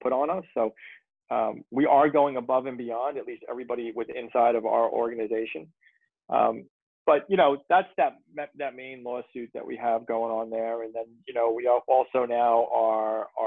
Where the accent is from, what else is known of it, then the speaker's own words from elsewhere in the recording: South Shore, Long Island, New York, United States; I'm a South Shore boy